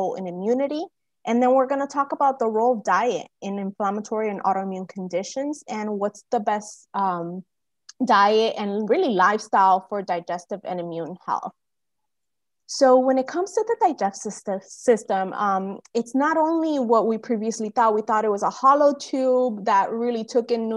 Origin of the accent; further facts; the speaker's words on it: Cuba; also born or lived in United States; now in Florida, United States; I'm Cuban American. I was born in Cuba